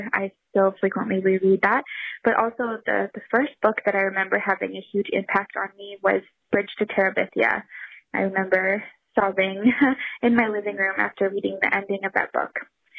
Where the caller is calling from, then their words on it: London, Ontario, Canada; I am calling from Ontario, Canada in London.